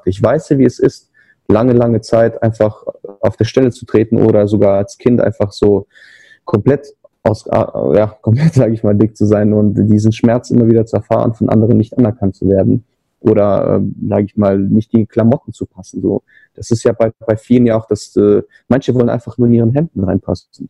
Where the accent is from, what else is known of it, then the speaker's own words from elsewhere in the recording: Trier, Rhineland-Palatinate, Germany; moved away as an adult; now in Kyiv, Ukraine; Also ursprünglich komme ich aus Trier, ne? das mhm. ist ja äh, Richardson, äh, wo ich da an der Uni war. Äh, aber nach dem Studium bin ich nach Kiew gezogen, in die Ukraine.